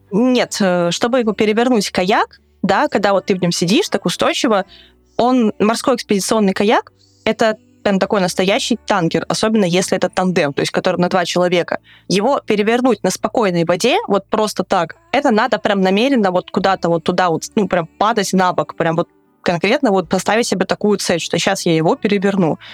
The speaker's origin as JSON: {"language": "Russian", "country": "Russia", "said": "я говорила, что I'm from Russia"}